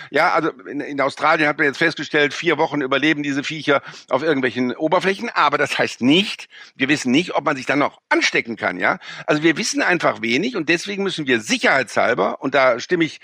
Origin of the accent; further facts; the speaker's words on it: Rhineland, Germany; Wir sind ja als Rheinländer, äh, sind wir ja inkulturiert gegen die Preußen, ja.